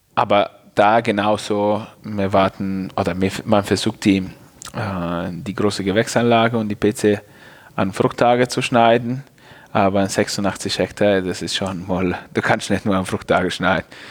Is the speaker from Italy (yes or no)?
yes; Piacenza, Emilia-Romagna, Italy; German is a second language; moved away as an adult; also born or lived in Geisenheim, Germany; now in Germany; da, wo ich herkomme, in Piacenza